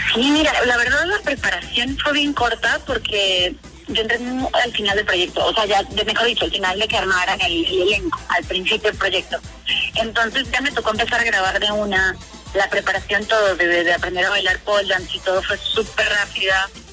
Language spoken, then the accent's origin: Spanish; Venezuela; yo soy venezolana